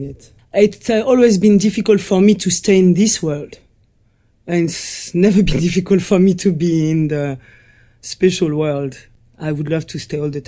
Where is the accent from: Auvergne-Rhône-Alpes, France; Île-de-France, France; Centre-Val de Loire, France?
Auvergne-Rhône-Alpes, France; Morzine; I was born in the Alps, in the French Alps, and I grew up in a little village called Morzin, a ski resort.